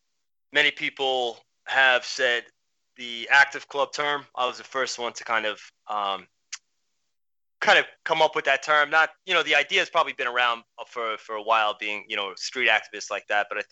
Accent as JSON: {"language": "English", "town": "New York City", "region": "New York", "country": "United States", "tie": "born or raised there", "said": "But I grew up in Queens, New York, in Flushing"}